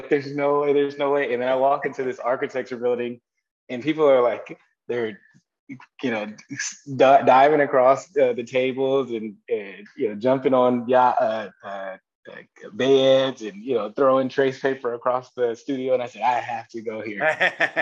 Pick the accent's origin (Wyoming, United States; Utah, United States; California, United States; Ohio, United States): Ohio, United States; moved away; also born or lived in Wisconsin / Indiana; I was born and raised in Ohio. Really Dayton, Ohio, Cleveland, Ohio are my roots